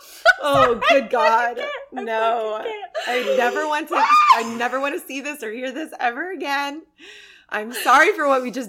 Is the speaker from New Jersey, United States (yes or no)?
no; Florida, United States; since I grew up there in Florida, not in Disney, good God, but since I grew up in Florida